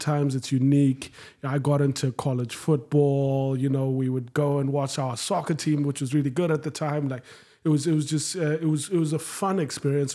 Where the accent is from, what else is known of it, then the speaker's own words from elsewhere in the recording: Harare, Zimbabwe; moved away as an adult; also born or lived in Jackson; now in United States; so I'm from Zimbabwe, uh, born and bred, grew up in Harare